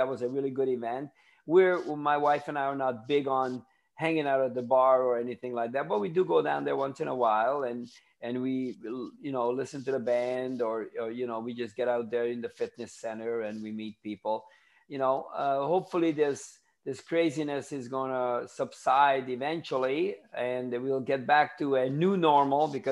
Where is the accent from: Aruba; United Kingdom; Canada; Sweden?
Canada; Ontario; also born or lived in Tampa, Florida; now in Daytona Beach, United States; I'm from Canada. I lived in... People say, where did you live? I said, Toronto, because they don't know the little towns